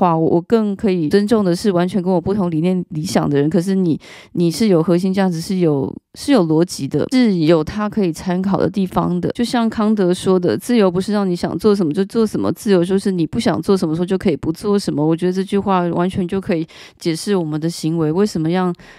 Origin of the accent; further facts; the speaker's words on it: Taiwan; now in France; 因为我是台湾人，我并不是法国人